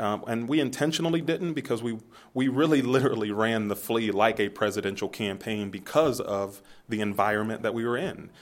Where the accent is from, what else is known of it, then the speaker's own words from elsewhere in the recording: Youngstown, Ohio, United States; I'm from Youngstown